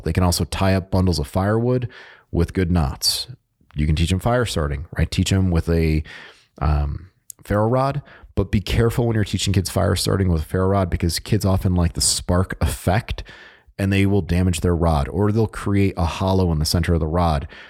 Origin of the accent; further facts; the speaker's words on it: Connecticut, United States; moved away; I am originally from Connecticut